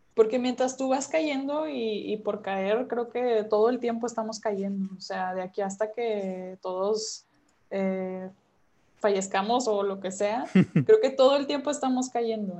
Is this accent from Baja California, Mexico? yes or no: no; Monterrey, Nuevo León, Mexico; yo soy regiomontana